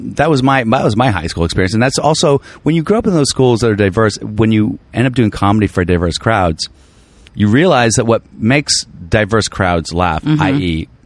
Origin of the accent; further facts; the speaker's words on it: Virginia, United States; Northern Virginia.